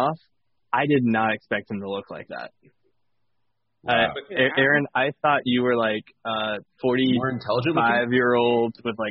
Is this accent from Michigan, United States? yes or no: yes; Michigan, United States; I am from Michigan.